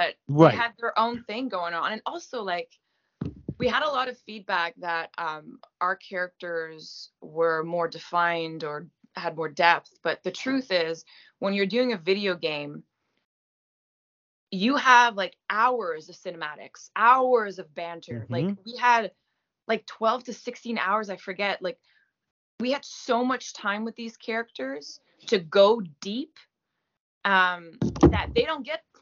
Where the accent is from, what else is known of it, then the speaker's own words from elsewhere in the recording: Gaspésie, Quebec, Canada; accent: French Canadian; first language French; English is a second language; Moi, je viens de la Gaspésie